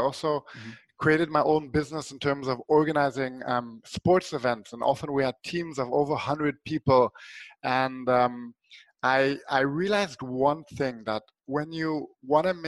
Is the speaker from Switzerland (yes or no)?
yes; Switzerland; when I was a small kid, I grew up in Switzerland